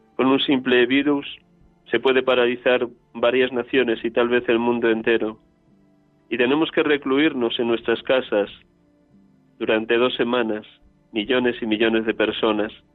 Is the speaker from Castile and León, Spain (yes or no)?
yes; Riaza, Castile and León, Spain; moved away; desde Riaza, mi pueblo natal, en la provincia de Segovia